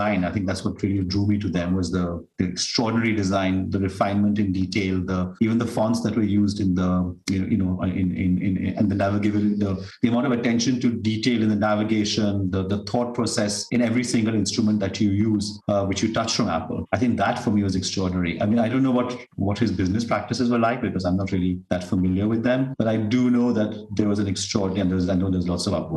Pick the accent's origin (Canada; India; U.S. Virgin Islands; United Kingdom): India; South India; South India, because that's where we come from